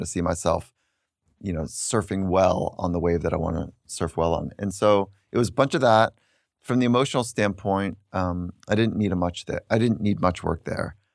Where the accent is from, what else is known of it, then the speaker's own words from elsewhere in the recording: Redondo Beach, California, United States; I grew up in the town of Redondo Beach and surfing